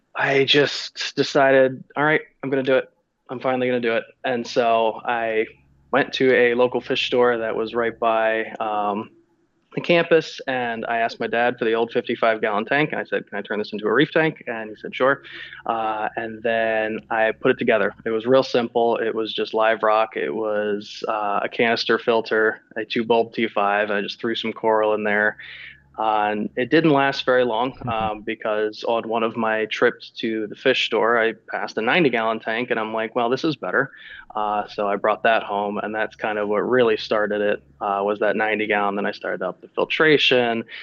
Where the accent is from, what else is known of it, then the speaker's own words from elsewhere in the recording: Florida, United States; born and raised in Florida, so I've kind of always been around the ocean